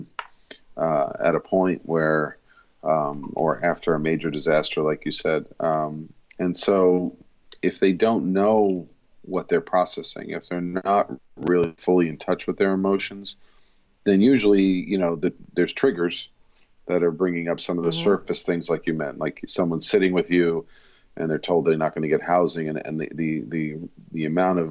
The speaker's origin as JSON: {"language": "English", "town": "Rockville Centre", "region": "New York", "country": "United States", "tie": "born or raised there", "said": "I'm born in the city, but raised in Rockville Center, which is a suburb"}